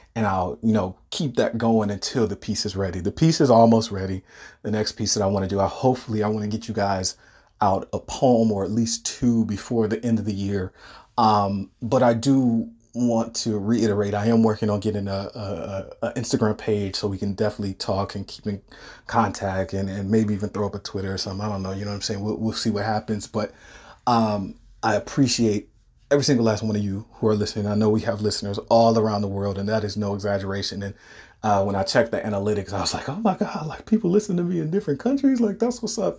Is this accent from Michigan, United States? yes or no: yes; Detroit, Michigan, United States; moved away; I'm originally from Detroit. I don't live in Michigan anymore